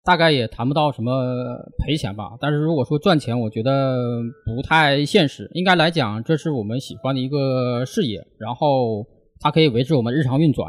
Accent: Northeast China, China; moved away as an adult; now in Shanghai, China; 我是外地人啊，其实我是东北人

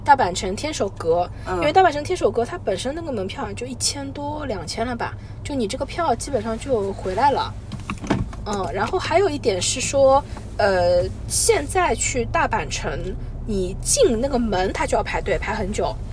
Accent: Shanghai, China; 我们上海人

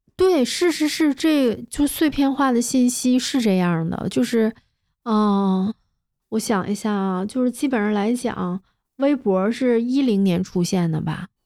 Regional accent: Northeast China, China; 我是个东北人嘛

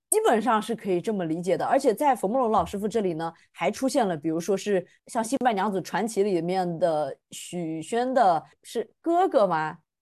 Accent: Fujian, China; 他也是我们的大福建人，所以我们福建人浓度 up

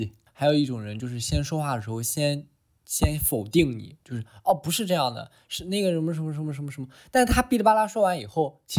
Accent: Shandong, China; 因为我本身作为一个山东人，

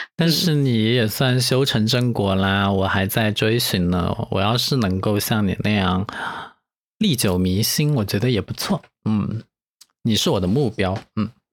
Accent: China; 我是中国人吗？

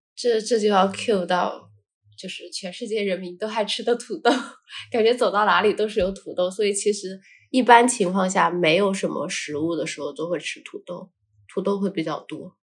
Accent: Shaanxi, China; moved away as an adult; also born or lived in France; 整个环游陕西

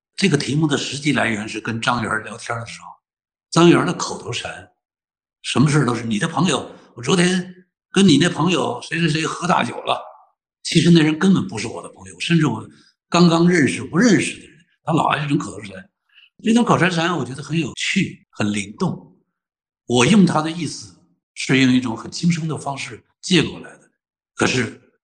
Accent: northern China, China; moved away; 我是个北方人，我的妈妈是个东北老太太

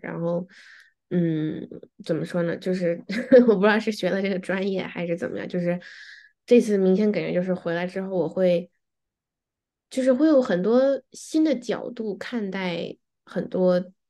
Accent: Beijing, China; moved away; 我是在北京长大的

